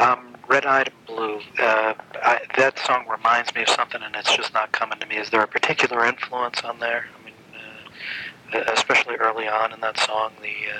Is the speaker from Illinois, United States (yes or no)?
no; New York, United States; now in Indianapolis, United States; I grew up in New York, and I've lived in Indianapolis for 9 years